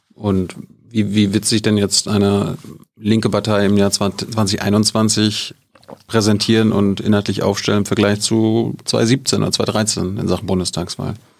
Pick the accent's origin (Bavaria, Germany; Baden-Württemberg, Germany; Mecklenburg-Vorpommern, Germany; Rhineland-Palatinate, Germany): Mecklenburg-Vorpommern, Germany; Malchin; Ich komme aus Malchi